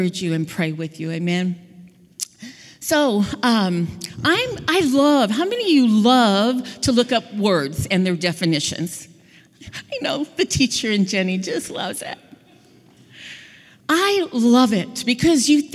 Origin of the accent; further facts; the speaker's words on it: Southern California, United States; I grew up in Southern California